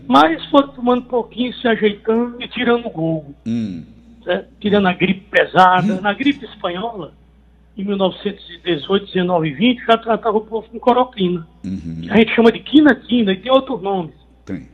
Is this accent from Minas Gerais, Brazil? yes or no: no; Aurora, Ceará, Brazil; lá da minha terra, de Aurora